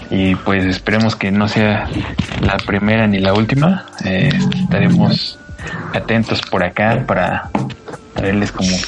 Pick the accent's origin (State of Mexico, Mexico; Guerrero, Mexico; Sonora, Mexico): State of Mexico, Mexico; Toluca; Y pues yo soy de Toluca.